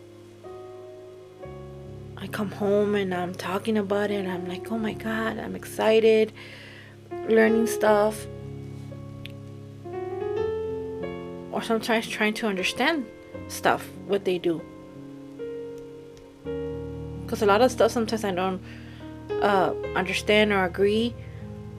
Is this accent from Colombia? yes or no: no; Mexico; are you Mexican? Yes. And I'm very proud.